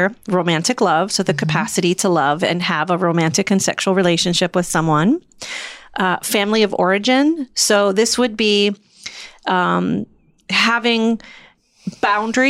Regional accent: Midwest, United States; I'm from the Midwest

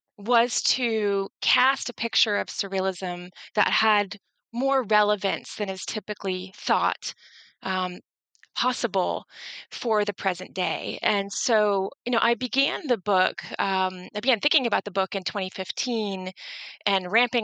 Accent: St. Petersburg, Florida, United States; moved away as an adult; also born or lived in New York City; am from Florida, the west coast of Florida, and in my hometown of St. Petersburg, Florida

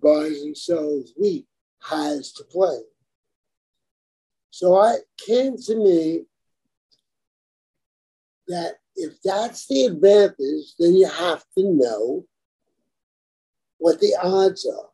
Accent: New York City, New York, United States; I come from Brooklyn, right? I was there when the Brooklyn Dodgers won the World Series

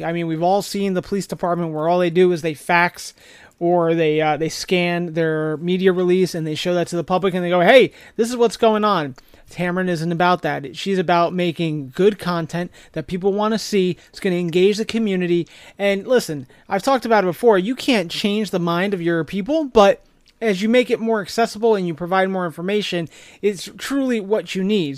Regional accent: New Jersey, United States; from my home state of New Jersey

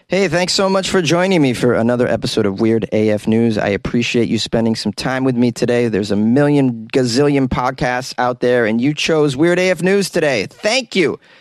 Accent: near North Andover, Massachusetts, United States; my hometown is adjacent to North Andover

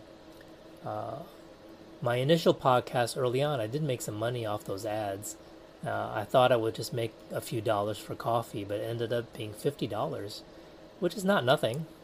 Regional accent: United States; moved away as an adult; also born or lived in Taiwan; We were known as the American family

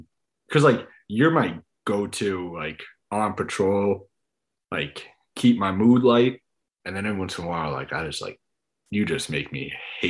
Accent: New York, United States; I was born and raised in the Northeast. Like the longest I've spent outside of the Northeast is, I don't know, like a week.

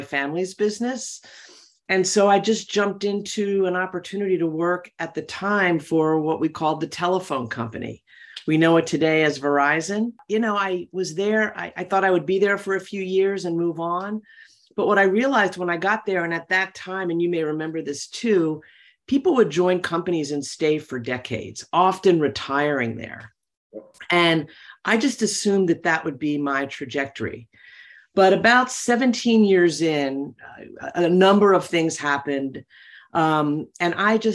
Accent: Philadelphia, Pennsylvania, United States; I was born and raised in Philadelphia to probably a middle-class family

